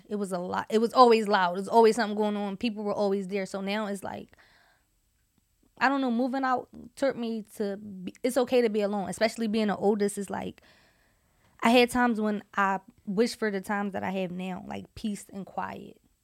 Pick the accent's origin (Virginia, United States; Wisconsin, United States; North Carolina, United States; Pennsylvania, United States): Pennsylvania, United States; Philadelphia; moved away; I'm from Southwest and if you know about Southwest, you know about Southwest. I'm from the cool part of Southwest. I'm not, I'm from fifty-first and Baltimore